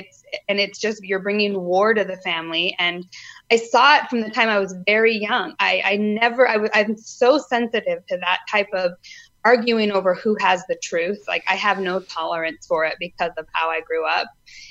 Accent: Utah, United States; I grew up in Utah

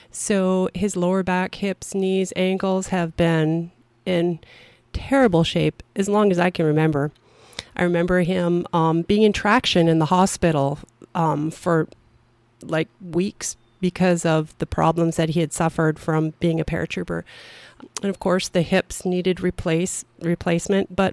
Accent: Minnesota, United States; also born or lived in Vancouver Island; I was born in northern Minnesota my dad was in the military, and I spent time on Vancouver Island.

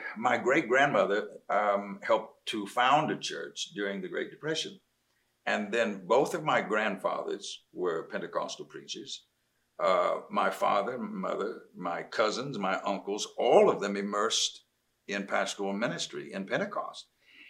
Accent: North Carolina, United States; Yeah, North Carolina.

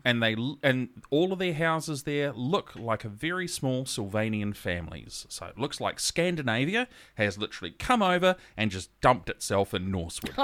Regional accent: Gisborne, New Zealand; also born or lived in Auckland / Helensville; now in Whangarei, New Zealand; I'm originally from Gisborne

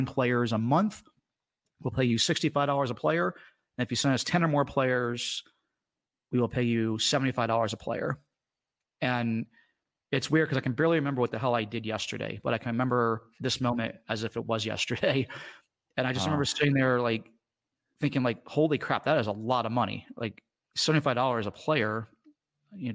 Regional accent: Washington, District of Columbia, United States; I grew up in the Washington, D.C. area

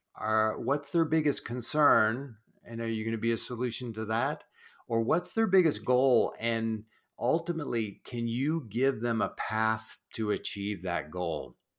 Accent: New Brunswick, Canada; I grew up in East Coast Canada, in New Brunswick

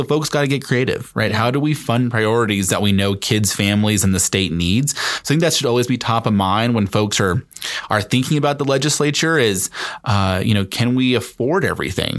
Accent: Denver, Colorado, United States; I grew up in Lois Court's district

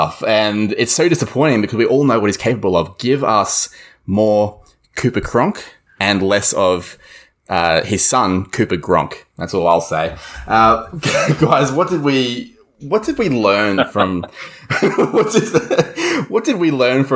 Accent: Queensland, Australia; as a Queenslander

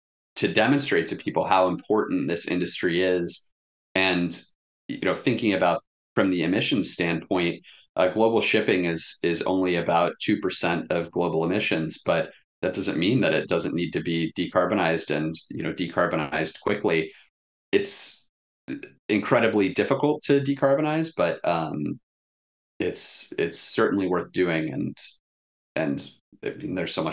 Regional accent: Kansas, United States; I'm originally from Kansas, but my two half brothers lived up in the UP of Michigan.

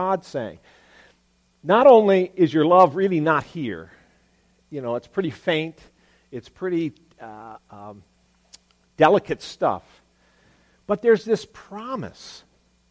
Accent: Virginia, United States; now in Maryland, United States; I'm from Virginia

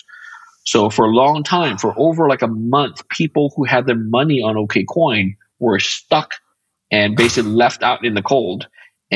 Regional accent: Côte d’Ivoire; also born or lived in China; now in Las Vegas, United States; I was born in Africa, in the country called the Ivory Coast in West Africa

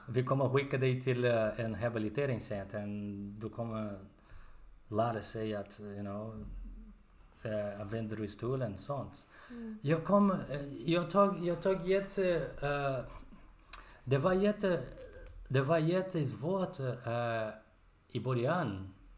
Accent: Brazil; Swedish is a second language; moved away as an adult; now in Sweden; Jag kommer från Brasilien. And jag bor i Sverige

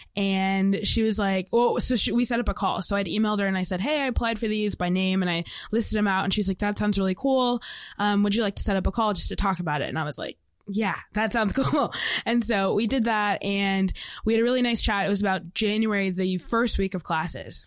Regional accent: Indianapolis, Indiana, United States; I'm from Indianapolis, Indiana.

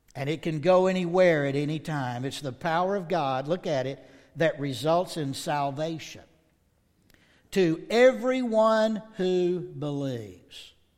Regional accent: the South, United States; I'm from the South

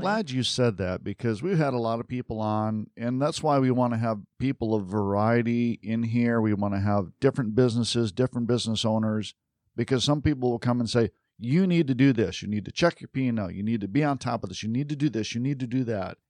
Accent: Midwest, United States; moved away; I grew up in the Midwest

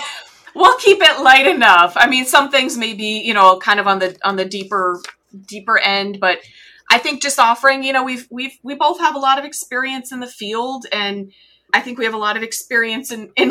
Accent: New England, United States; we're both originally from New England. You still live in Florida. I have lived in Florida.

